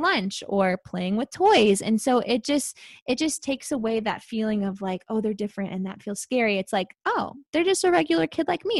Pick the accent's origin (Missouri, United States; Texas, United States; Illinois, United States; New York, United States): Missouri, United States; St. Louis; I live in Saint Louis. I always have. I was born and raised here